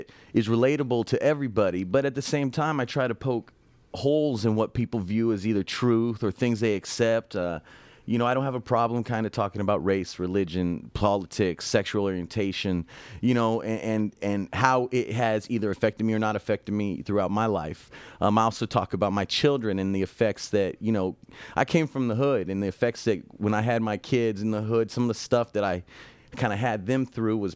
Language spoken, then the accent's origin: English; Riverside, California, United States; moved away as an adult; now in Los Angeles, United States; I'm originally from Riverside, California